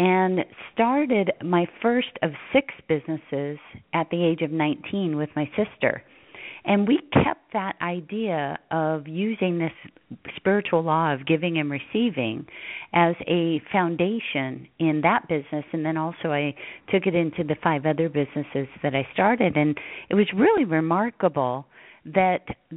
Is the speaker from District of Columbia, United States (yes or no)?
no; Hawaii, United States; moved away as an adult; I grew up in Hawaii. I was the last of 10 children, raised on the beach